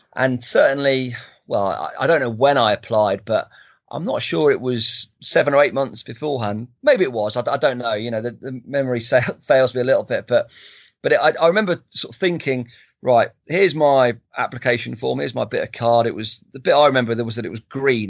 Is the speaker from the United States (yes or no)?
no; Stamford, East Midlands, United Kingdom; my hometown, Stamford